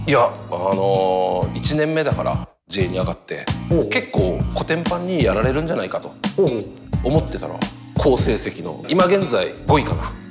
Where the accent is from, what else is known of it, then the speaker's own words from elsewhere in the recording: Miyazaki, Japan; 地元宮崎の